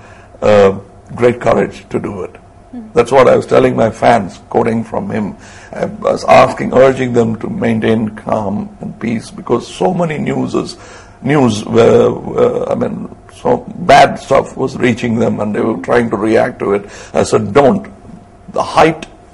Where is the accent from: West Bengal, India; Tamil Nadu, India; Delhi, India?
Tamil Nadu, India; my home state